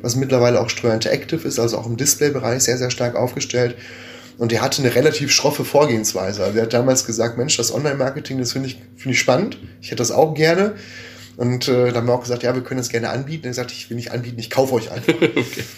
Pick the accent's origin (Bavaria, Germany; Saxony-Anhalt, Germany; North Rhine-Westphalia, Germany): North Rhine-Westphalia, Germany; gebürtigen Ostwestfalen